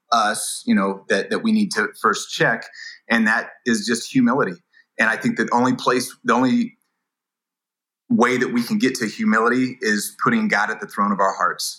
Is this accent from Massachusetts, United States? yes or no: no; Indiana, United States; move from California to Indiana, my hometown